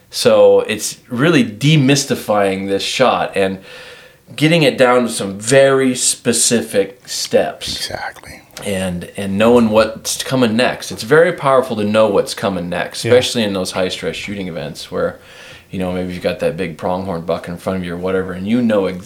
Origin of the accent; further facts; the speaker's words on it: Washington, United States; I don't even like to say I'm from Washington anymore, though.